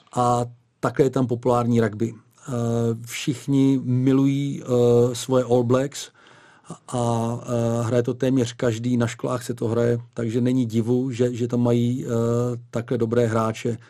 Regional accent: Czechia

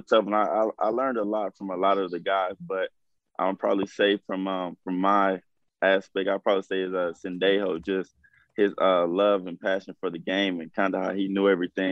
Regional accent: Texas, United States; I'm from Texas, so I'm kind of used to the heat

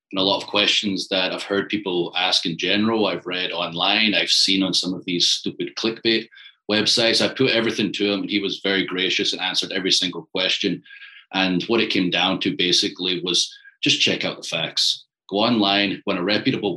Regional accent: Scotland, United Kingdom; moved away as an adult; now in Tampa, United States; I'm from Scotland

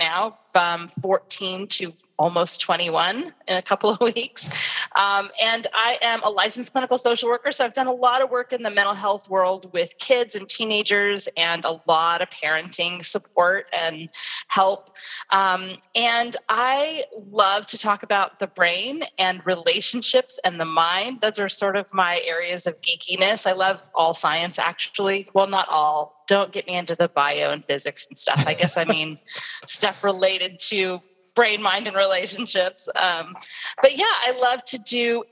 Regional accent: Southern California, United States; moved away; I'm from Southern California. My family was there

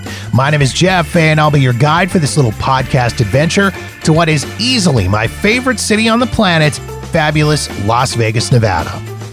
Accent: Canada; We bonded over being Canadian and a love of hockey and butter tarts and all dressed chips

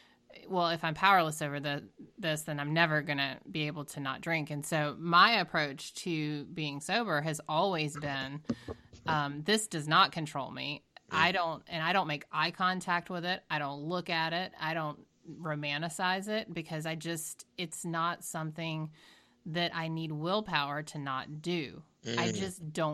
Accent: Georgia, United States; now in Boston, United States; I'm from Georgia

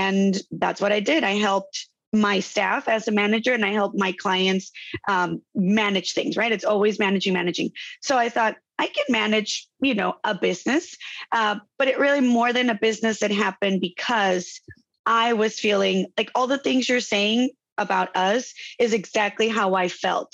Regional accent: Tijuana, Baja California, Mexico; born or raised there; moved away as an adult; now in Chula Vista, United States

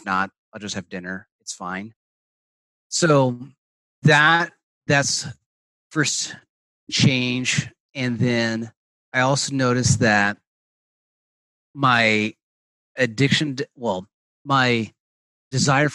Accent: Portland, Oregon, United States; I'm from Portland, Oregon

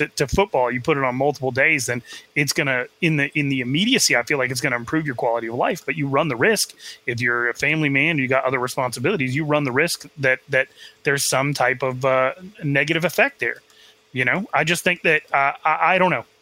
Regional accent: Arizona, United States; I grew up in Arizona

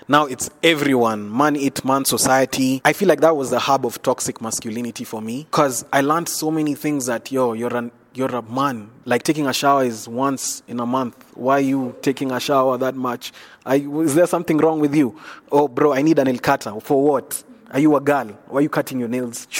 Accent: Nairobi, Kenya; I'm from Nairobi, Kenya. I was coming from Eastlands

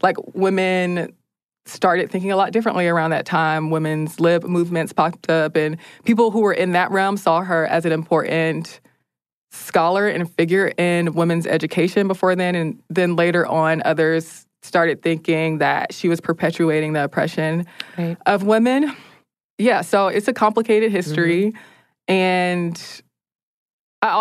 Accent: United States; as an American

